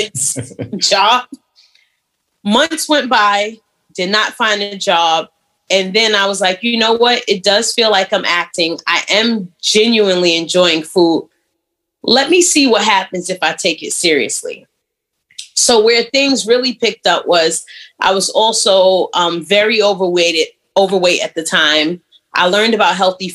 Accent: New York City, New York, United States; moved away as an adult; also born or lived in Virginia / Atlanta; Born and raised in Brooklyn

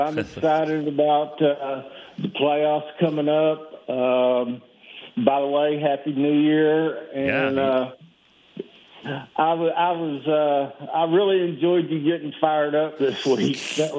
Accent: Dallas, Texas, United States; I grew up in Dallas

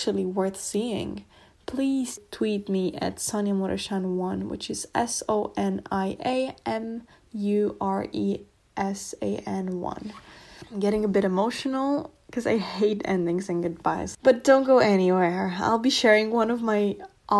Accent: Romania; moved away as an adult; I'm from Romania

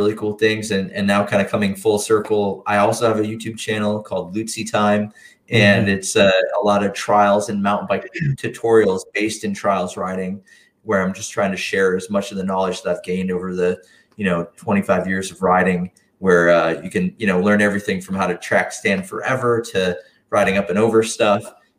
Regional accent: Wisconsin, United States; kind of grew up as a trials rider and in the Midwest. I grew up in Wisconsin.

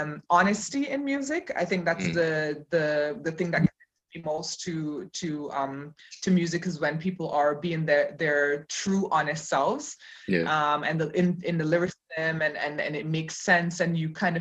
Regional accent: Cayman Islands; moved away as an adult; also born or lived in Jamaica; now in Berlin, Germany; So I was born in Jamaica and grew up there. And then I left when I was seven and grew up in the Cayman Islands. And then I left Cayman when I was 25 and came to Germany

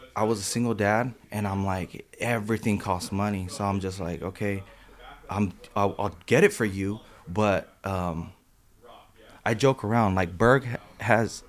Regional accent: San Jose, California, United States; the neighborhood that I'm from. That I grew up in was mostly skateboarding

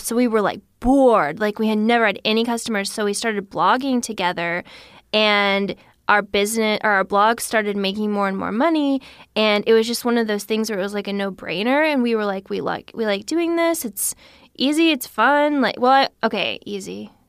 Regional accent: Missouri, United States; Yes. Yeah. {S1} Whoa. {S2} Yeah. So we never thought we would leave, and we love Missouri

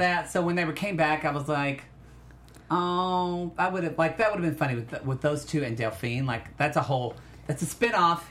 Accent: Oklahoma, United States; I am from Oklahoma

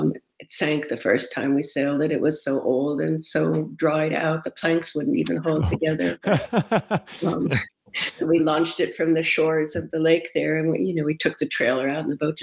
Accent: Massachusetts, United States; also born or lived in Rochester, United States; I grew up on Cape Cod and lived in Massachusetts for a while, but I lived in Rochester a lot for a long time

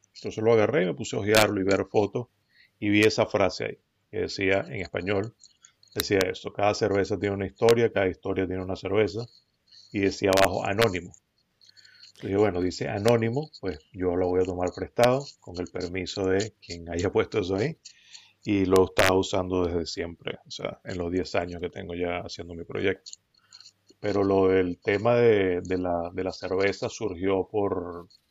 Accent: Venezuela; now in United States; yo nací acá en Estados Unidos, pero crecí en Venezuela

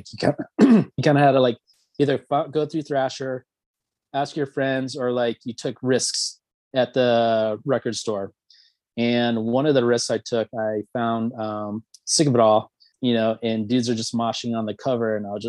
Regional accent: Alabama, United States; born there; also born or lived in Kentucky / Tennessee; No, actually I was born in Alabama. My father was in the military, so I happened to be there when I was born, and we traveled quite a bit.

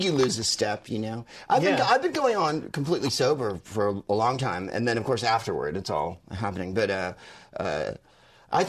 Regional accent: San Francisco, California, United States; I'm from San Francisco

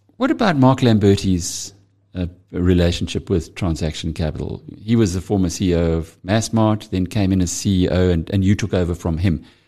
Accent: KwaZulu-Natal, South Africa; I'm from KwaZulu-Natal

